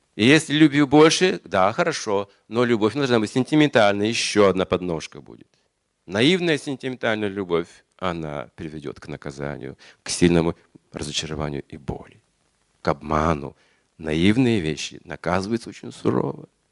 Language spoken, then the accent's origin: Russian; Yuryevka, Kazakhstan; moved away; я же родился в Юрьевке, Мать родилась тоже в Казахстан